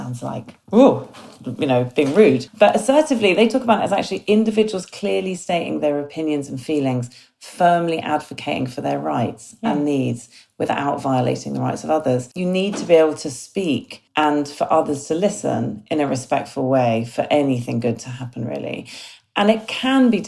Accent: United Kingdom; I'm very British.

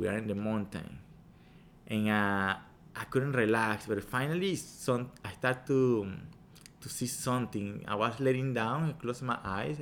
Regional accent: Venezuela; English is a second language; moved away as an adult; now in United States; I'm original from Venezuela. I've been here in the country a um, long time, around 20 years

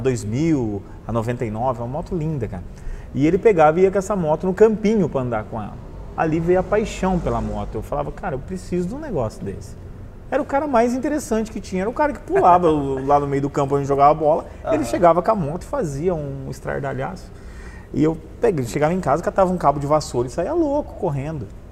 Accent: Cornélio Procópio, Paraná, Brazil; also born or lived in Londrina; now in Foz do Iguaçu, Brazil; Eu sou de Cornélio Procópio, uma cidade ali no norte do Paraná, perto de Londrina, para quem não conhece. É, eu cresci, nasci lá, estudei em Londrina.

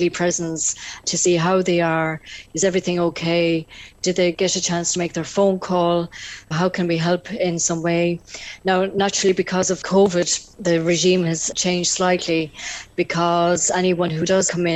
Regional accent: North Tipperary, Ireland; I come from North Tipperary

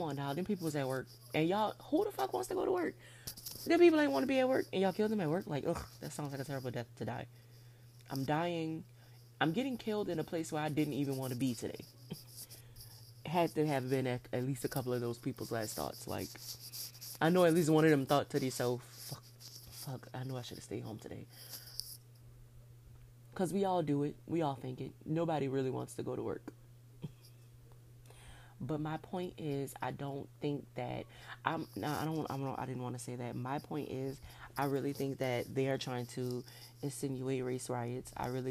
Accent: New Orleans, Louisiana, United States; I was born at Methodist Hospital in New Orleans, Louisiana on June 3rd, 1991.

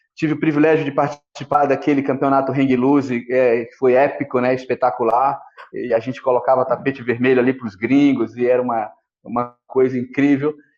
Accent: Ilhéus, Bahia, Brazil; nasci no interior da Bahia, em Piauí. Minha mãe maluca pegou eu e meu irmão, meu irmão do meio, e saiu é, em busca de uma vida melhor. E a gente foi parar aonde? na estância hidromineral de Olivença. Eu ainda era criança de colo

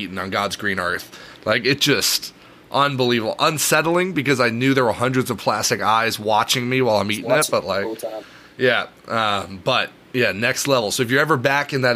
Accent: Knoxville, Tennessee, United States; moved away as an adult; now in Washington, D.C., United States; I was born in Tennessee. I grew up in Knoxville, Tennessee

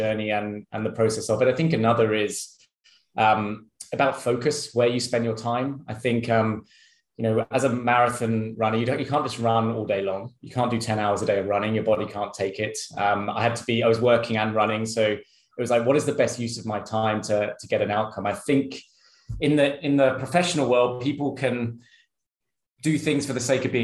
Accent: United Kingdom; moved away as an adult; also born or lived in Sydney, Australia; now in Singapore; I'm British

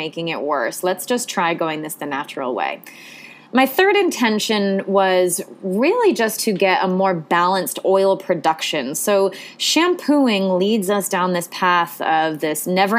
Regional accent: the Ocean State, Rhode Island, United States; I grew up in the Ocean State

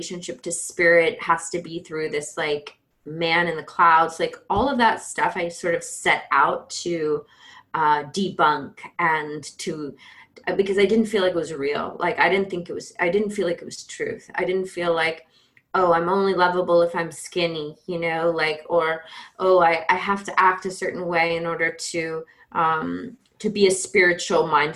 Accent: Georgia, United States; I grew up in Georgia in the Bible Belt. So I'm a Georgia girl

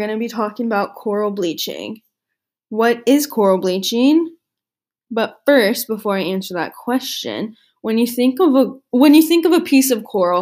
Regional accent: San Diego, California, United States; I grew up in San Diego, California, right next to the ocean

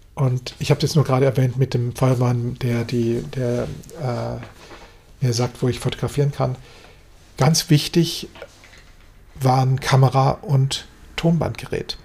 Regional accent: Germany; wir als Deutsche

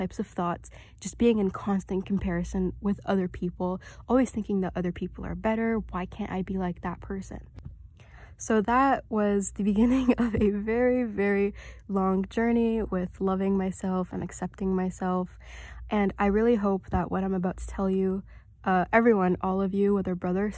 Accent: Saudi Arabia; also born or lived in Kuwait; now in Canada; So originally I came to Canada from Saudi Arabia. I wasn't born there, I was born in Kuwait, but I kind of moved around the Middle East a lot, and I lived in Saudi Arabia for a couple years, and I came to Canada from there.

